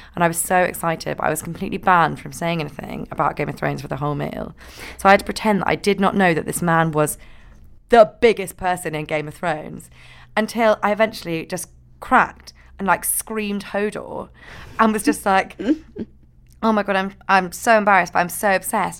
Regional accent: Scotland, United Kingdom; I'm from Scotland

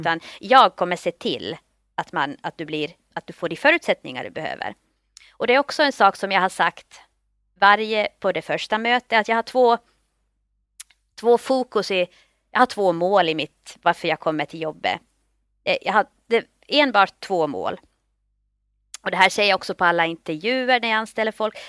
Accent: Finland; moved away as an adult; also born or lived in Turku, Finland; now in Stockholm, Sweden; Jag kommer från Finland, jag är finlandssvensk. Flyttade till Stockholm efter studierna vid Åbo Akademi

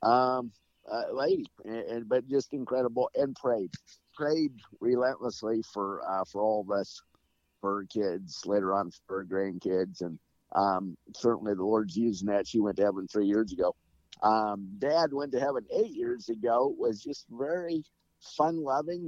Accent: Nebraska, United States; We grew up in Nebraska

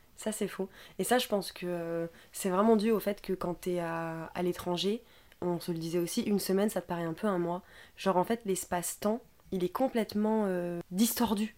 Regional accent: France; on est français de base

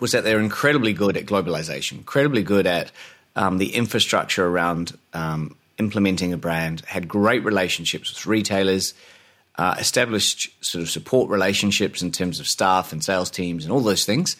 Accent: New Zealand; moved away as an adult; also born or lived in Australia / London; born in New Zealand

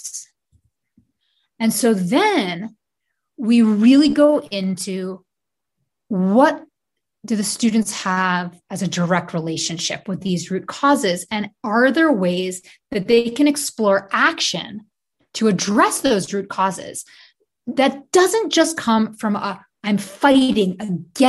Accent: New York City, New York, United States; I grew up in Brooklyn

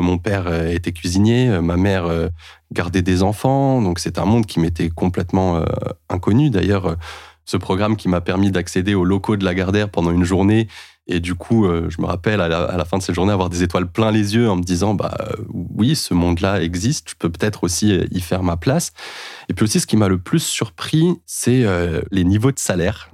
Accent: Clichy, Île-de-France, France; also born or lived in Paris; now in Mantes-la-Jolie, France; je suis né à Paris, j'ai grandi à Clichy-la-Garenne. J'habite aujourd'hui à Mantes-la-Jolie.

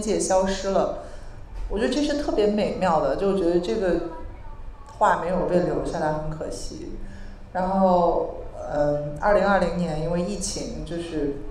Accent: Beijing, China; 我不是一个旧金山女孩了，我是一个来自北京的，就是中国人

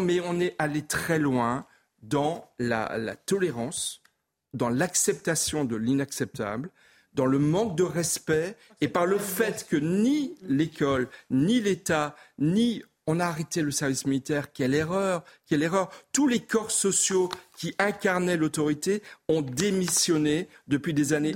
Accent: Alsace, Grand Est, France; Je suis alsacien, je connais bien Mulhouse.

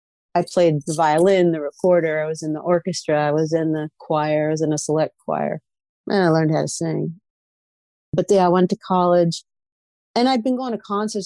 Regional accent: New York, United States; I mean, I kind of grew up on classic rock radio. I don't even know that we called it classic rock at the time, but I lived right between Jones Beach

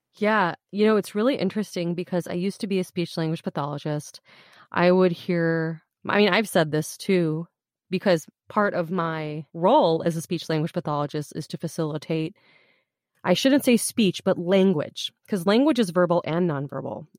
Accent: United States; I grew up here as an American kid

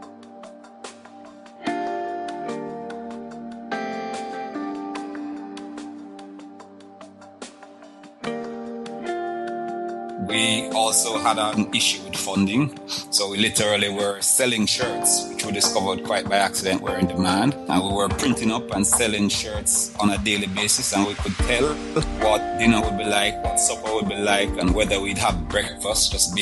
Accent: Jamaica; being Jamaican

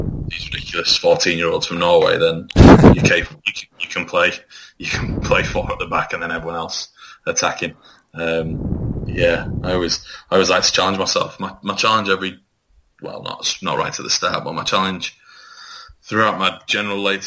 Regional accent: Leigh, North West England, United Kingdom; I was born in Lee

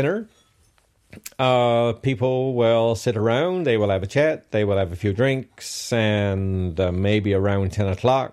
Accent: Robert's Arm, Newfoundland and Labrador, Canada; I grew up in Robert's Arm

